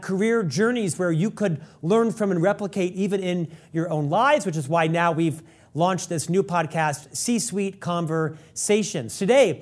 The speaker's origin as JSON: {"language": "English", "town": "Orlando", "region": "Florida", "country": "United States", "tie": "born or raised there", "said": "when I was raised in Orlando"}